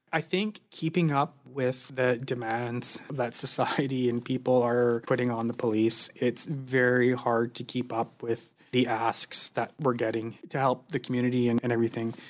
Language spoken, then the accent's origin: English; Squamish, British Columbia, Canada; also born or lived in Burnaby; I grew up in Squamish. Went to elementary school and high school in Squamish